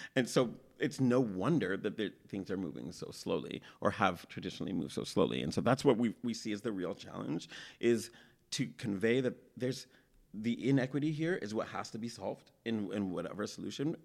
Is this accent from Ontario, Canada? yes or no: yes; Toronto, Ontario, Canada; growing up in Toronto